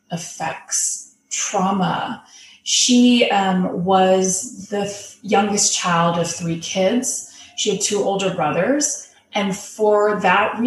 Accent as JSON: {"language": "English", "country": "United States", "said": "being Asian American"}